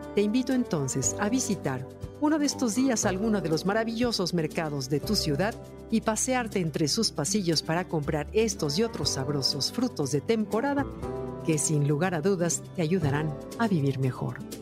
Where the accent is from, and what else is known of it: Mexico